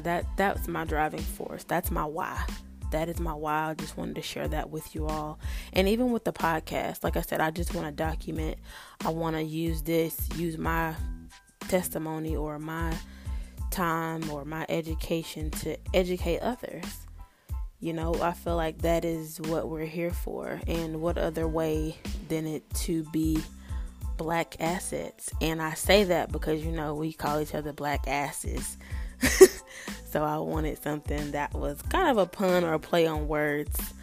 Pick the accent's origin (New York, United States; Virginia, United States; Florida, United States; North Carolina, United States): North Carolina, United States; I was born and raised in North Carolina